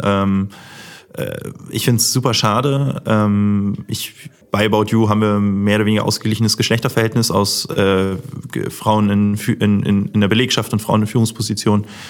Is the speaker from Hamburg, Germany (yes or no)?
yes; Hamburg, Germany; groß geworden bin ich dann in Harburg, das ist so eine Art Vorort